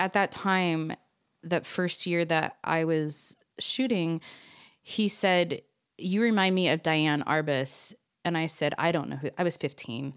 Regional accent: Orange County, California, United States; moved away as an adult; now in Salt Lake City, United States; I was born and raised in Orange County, California, but now I mean, I moved here when I was twenty-one

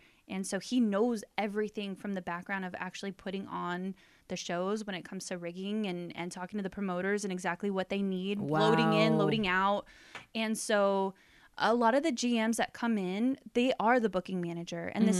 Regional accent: Beaumont, California, United States; born or raised there; also born or lived in Palm Springs, California / Indio, California

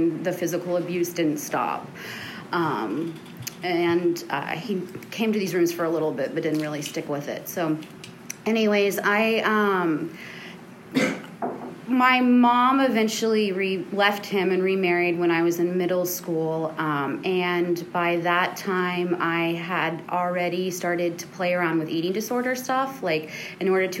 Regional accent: Houston, Texas, United States; I grew up in the Montrose in Houston

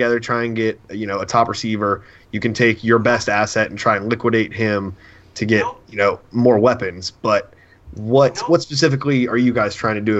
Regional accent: West Virginia, United States; I'm from West Virginia

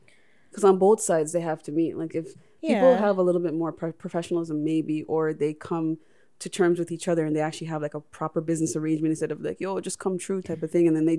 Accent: Toronto, Ontario, Canada; because we are from the Toronto scene

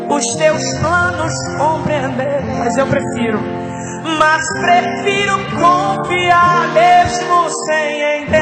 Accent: Pernambuco, Brazil; E ele é de Roraima, eu sou de Pernambuco, e ele mudou de Roraima para Pernambuco por amor

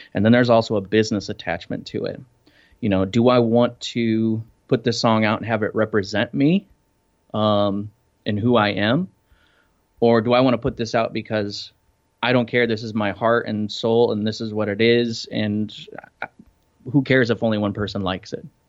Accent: Iowa, United States; moved away as an adult; also born or lived in Denver; now in Fort Lauderdale, United States; I grew up in Iowa

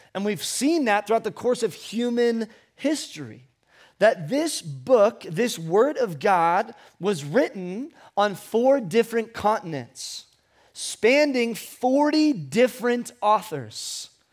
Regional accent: Ventura, California, United States; I was born in Ventura Memorial Hospital on January nineteenth, nineteen ninety-two

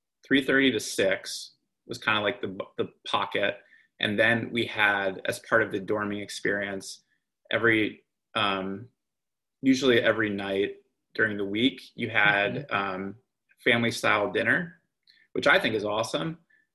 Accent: East Coast, United States; Growing up in the East Coast, like I always assumed that the Ivy League was sort of like the pinnacle of the student athlete experience.

